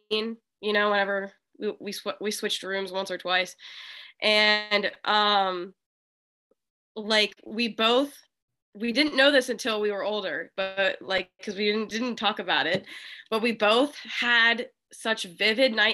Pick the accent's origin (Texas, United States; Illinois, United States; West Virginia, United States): West Virginia, United States; Wheeling; I'm from West Virginia.